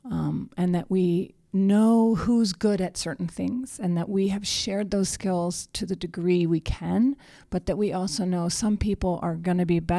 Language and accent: English; New Mexico, United States; I've witnessed many flash floods in my home state of New Mexico.